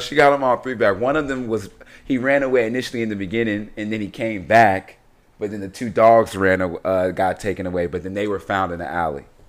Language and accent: English; Chicago, Illinois, United States; I'm from Chicago